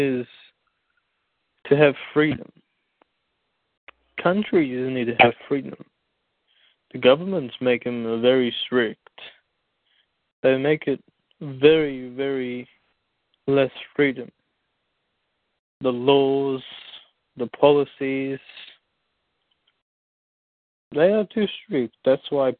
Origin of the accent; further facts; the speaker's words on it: United States; now in Jamaica; I was raised in America